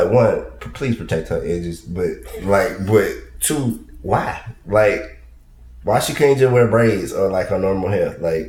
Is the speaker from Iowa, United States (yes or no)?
no; Columbus, Georgia, United States; moved away; also born or lived in Atlanta; I'm from South Georgia. I'm from Columbus.